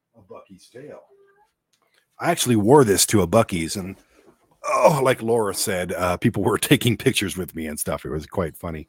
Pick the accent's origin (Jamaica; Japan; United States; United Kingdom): United States; Detroit, Michigan; growing up in Detroit where I was, um, vastly a minority